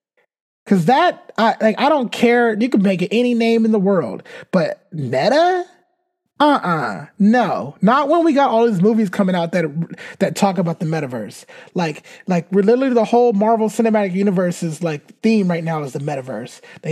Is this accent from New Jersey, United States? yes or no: no; California, United States; We're from California. So, yeah.